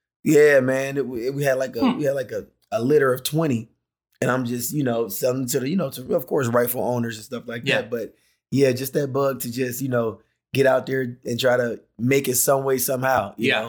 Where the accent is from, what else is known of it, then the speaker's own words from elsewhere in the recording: Decatur, Georgia, United States; Yep, Atlanta, Georgia. Yep, Decatur, Georgia.